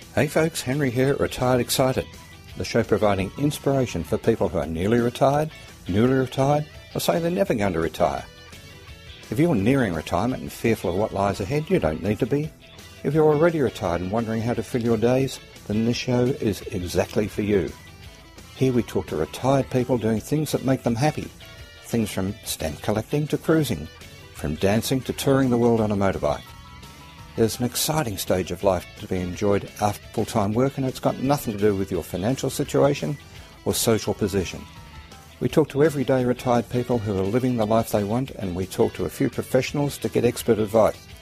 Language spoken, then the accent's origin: English; Australia; accent: Australian; my Australian accent